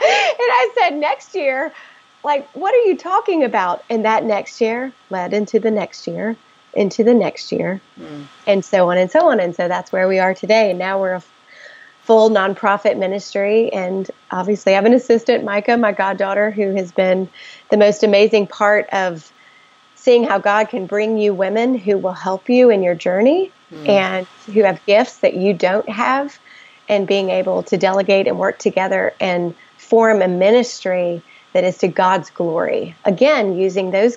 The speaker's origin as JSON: {"language": "English", "region": "the South", "country": "United States", "tie": "born or raised there", "said": "I grew up in the South, where Christianity is just expected"}